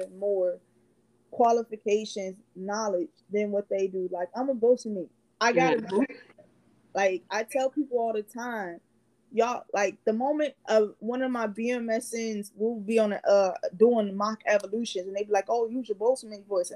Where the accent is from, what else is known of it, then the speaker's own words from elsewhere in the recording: Cleveland, Ohio, United States; moved away; We're both from Cleveland, Ohio